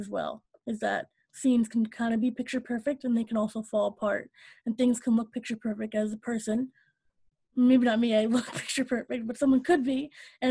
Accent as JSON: {"language": "English", "country": "United States", "said": "I hate being American sometimes"}